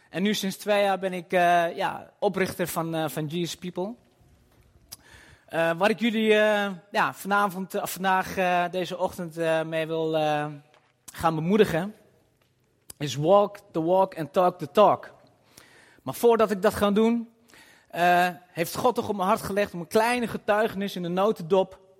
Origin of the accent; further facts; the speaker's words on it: Nivelles, Walloon Brabant, Belgium; born there; ben 44 jaar, geboren in Nijvel